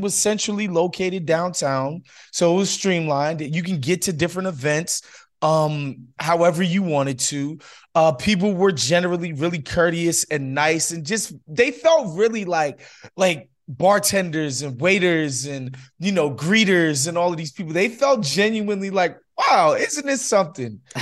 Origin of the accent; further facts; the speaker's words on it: New York, United States; moved away as an adult; now in Los Angeles, United States; I spent 30 years, first 30 years of my life in New York, so you know, I, I'm definitely a New Yorker